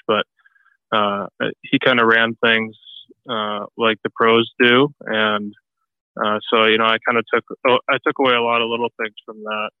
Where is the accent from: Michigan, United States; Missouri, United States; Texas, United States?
Michigan, United States; near Detroit; I grew up uh, near Detroit, so uh, I was pretty south in Michigan